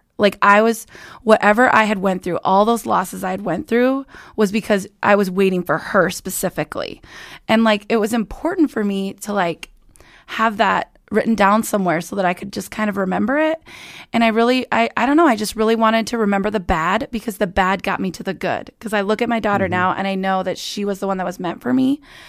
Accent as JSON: {"language": "English", "town": "Estherville", "region": "Iowa", "country": "United States", "tie": "born or raised there", "said": "Estherville, Iowa."}